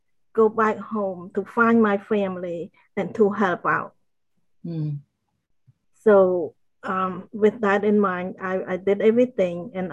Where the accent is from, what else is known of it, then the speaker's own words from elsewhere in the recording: Cambodia; moved away; I grew up in Cambodia